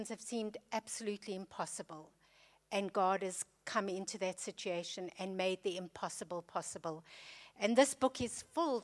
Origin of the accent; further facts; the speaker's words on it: South Africa; moved away as an adult; So you can hear from my accent that I'm not British. We were born and raised in South Africa